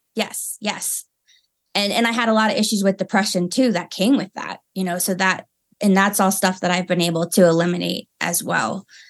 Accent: Maryland, United States; moved away as an adult; now in Colorado Springs, United States; I'm from Maryland, and then I moved to Colorado three years ago

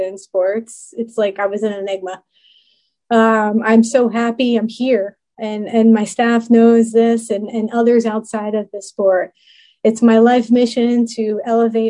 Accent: New York, United States; I'm a New Yorker. You know that, born and raised.

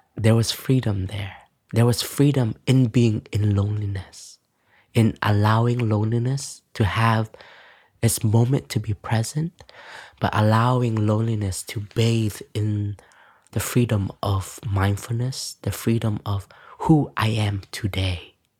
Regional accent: Canada; moved away; when we were growing up, me and my sister, um, my family, my parents were we're both, um, um, refugees, so enter into Canada

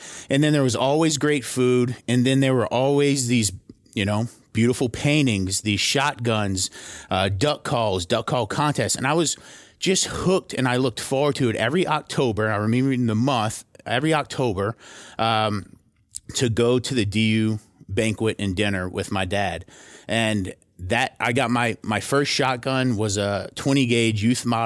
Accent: Thibodaux, Louisiana, United States; moved away as an adult; now in New York City, United States; I'm from Thibodaux, Louisiana, which is a little small town, a little bayou community, about 15,000 people in South Louisiana.

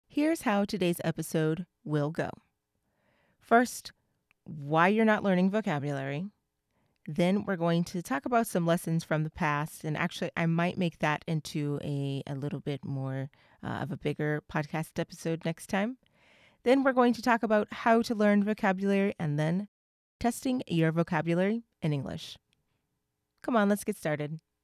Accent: United States; I'm from the U S

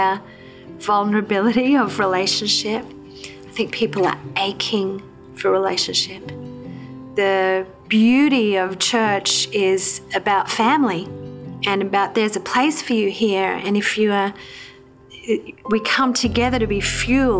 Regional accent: Queensland, Australia; moved away; also born or lived in New South Wales; I grew up in Queensland in Australia

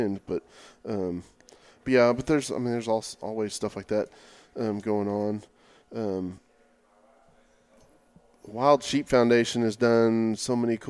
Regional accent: Oklahoma, United States; moved away; growing up in Oklahoma.

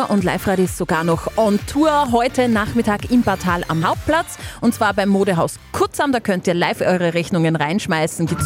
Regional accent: Hofkirchen, Upper Austria, Austria; Ja, ich bin aus Hofkirchen.

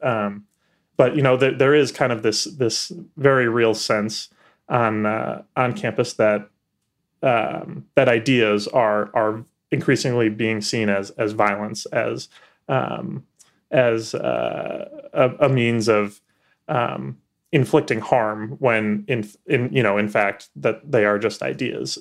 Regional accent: Chicago, Illinois, United States; moved away as an adult; now in Washington, D.C., United States; I'm from Chicago originally

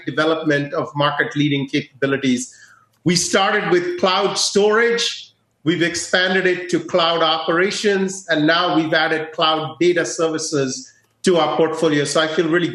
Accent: India; moved away; my home country of India

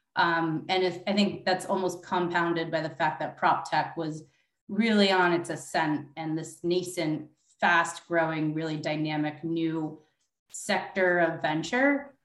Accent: New York, United States; my hometown of New York

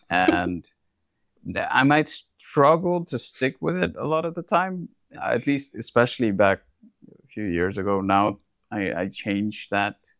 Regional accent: India; moved away; I come from India

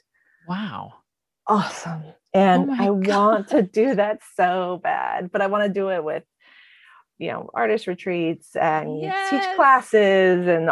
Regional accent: California, United States; I did take Spanish because I lived in California

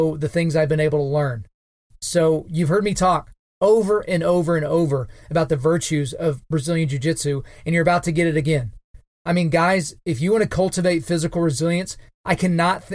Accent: Oklahoma, United States; my home state of Oklahoma

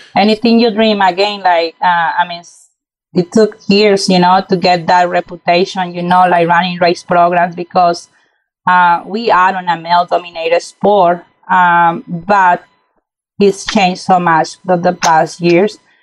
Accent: Mexico; moved away as an adult; now in United States; moving to uh, to the U.S. back in 2006. You know, uh, growing up in Mexico

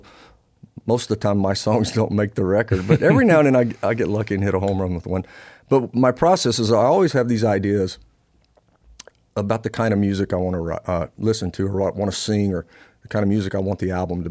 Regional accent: Louisiana, United States; I'm from Louisiana

